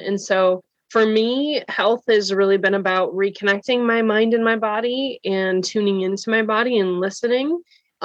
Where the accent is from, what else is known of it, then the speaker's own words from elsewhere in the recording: Wisconsin, United States; now in Cincinnati, United States; I live in Cincinnati. I'm from Wisconsin though